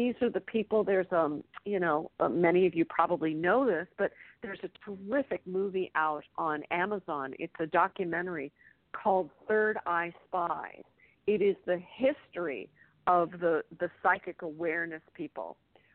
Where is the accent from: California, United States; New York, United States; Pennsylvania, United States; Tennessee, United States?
Pennsylvania, United States; Bedford; I was raised in Bedford, Pennsylvania, in a small town